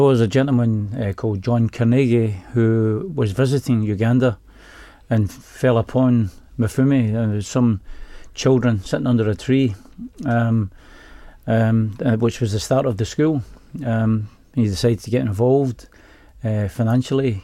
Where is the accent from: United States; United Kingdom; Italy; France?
United Kingdom; Glasgow, Scotland; from Glasgow